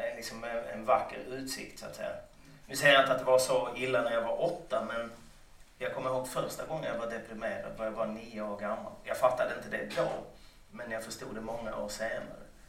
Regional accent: Lund, Skåne, Sweden; Under hela min uppväxt i Lund

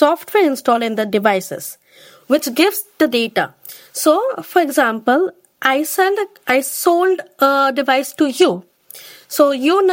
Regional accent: India; moved away as an adult; now in United Kingdom; I am from India.

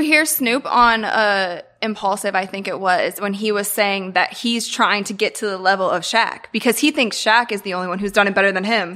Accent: Akron, Ohio, United States; born or raised there; moved away

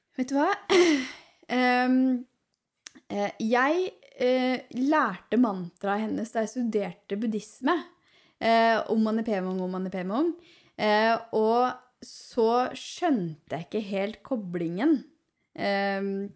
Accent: Ål, Buskerud, Norway; also born or lived in Hemsedal; jeg, er- jo fra Ål

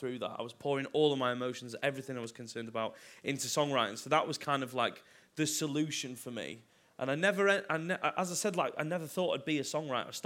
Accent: Chelford, North West England, United Kingdom; moved away as an adult; now in London, United Kingdom; I'm from like a little town called Chelford near Macclesfield, which no one has ever heard of because it's got two shops and a pub

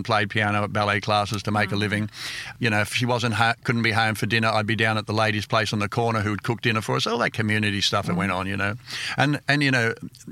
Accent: Sydney, New South Wales, Australia; also born or lived in England; I grew up in Panania. I lived there till I was 25.

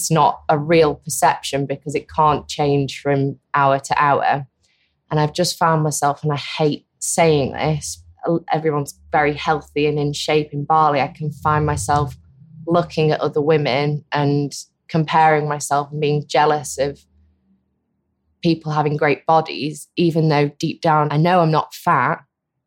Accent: Manchester, North West England, United Kingdom; I'm from Manchester

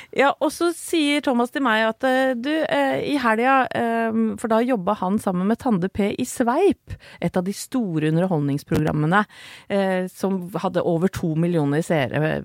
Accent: Åsgårdstrand, Vestfold, Norway; Vi vokste opp sammen i Åsgårdstrand

